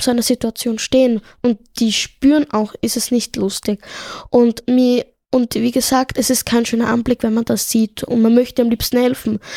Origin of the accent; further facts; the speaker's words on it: Tunisia; ich komme ja ursprünglich aus Tunesien und dort ist es üblich, dass die Eltern die Kinder mit Gürtel oder so peitschen und so.